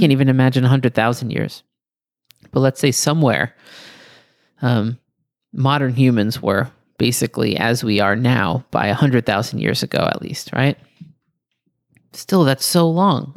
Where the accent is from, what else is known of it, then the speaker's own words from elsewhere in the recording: Greece; my childhood memories of running through the pebbles in Greece